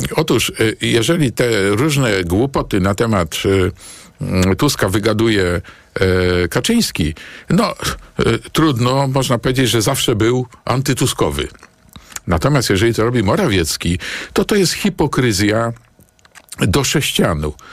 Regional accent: Warsaw, Masovian Voivodeship, Poland; senatorem na Pradze, e, dzielnicy, gdzie się urodziłem e, i w pewnym stopniu wychowałem

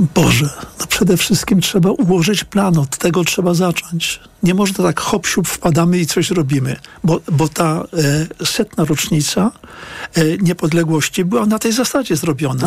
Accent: Piotrków Trybunalski, Łódź Voivodeship, Poland; moved away as an adult; ja się tam urodziłem w 1950 roku. E, do roku 1970 tam byłem, mieszkałem tam z rodzicami

